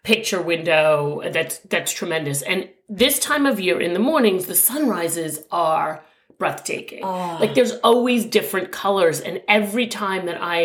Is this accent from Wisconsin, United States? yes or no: no; New York, United States; being a New Yorker